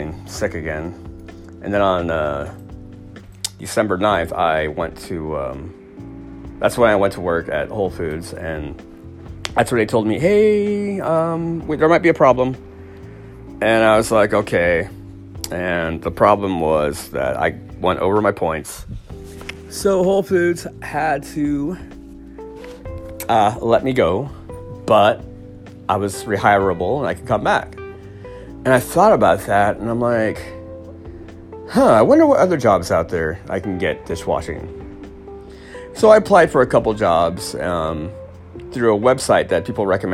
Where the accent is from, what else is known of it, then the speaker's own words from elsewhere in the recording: Paradise, California, United States; the horrible campfire that destroyed my hometown and my dad's place